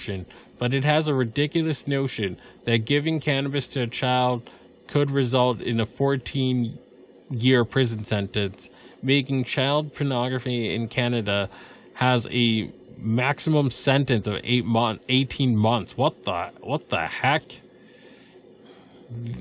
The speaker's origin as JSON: {"language": "English", "country": "United States", "said": "I'm just an American"}